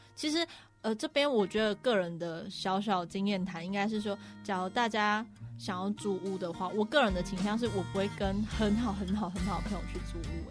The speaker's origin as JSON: {"language": "Chinese", "region": "Pingtung County", "country": "Taiwan", "moved": "yes", "said": "我呢是一个，呃，是来自屏东"}